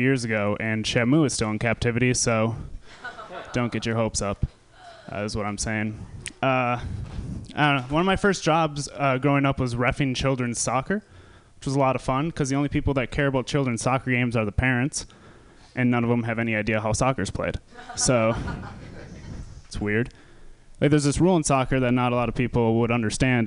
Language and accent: English; Wisconsin, United States; I'm from Wisconsin